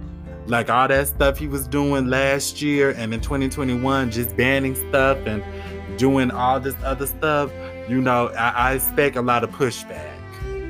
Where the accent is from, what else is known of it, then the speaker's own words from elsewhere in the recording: Florida, United States; my home state of Florida